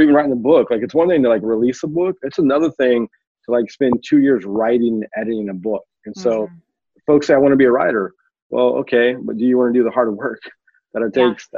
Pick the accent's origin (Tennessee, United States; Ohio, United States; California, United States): California, United States; just outside of Oakland; I grew up just outside of Oakland, California